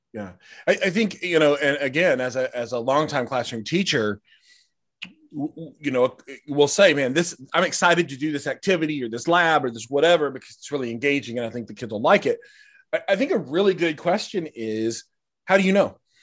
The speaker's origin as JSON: {"language": "English", "country": "United States", "said": "as an American society"}